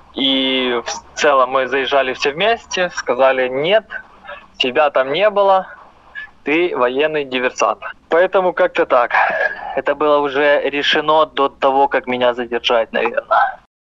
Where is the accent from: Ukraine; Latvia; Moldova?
Ukraine; я украинец